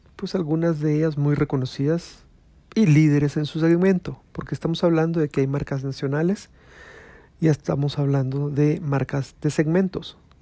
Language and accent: Spanish; Guatemala